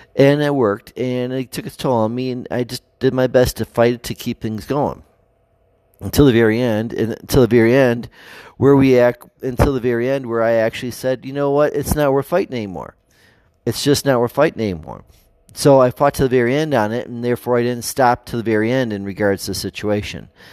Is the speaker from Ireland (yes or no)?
no; United States; our values as American people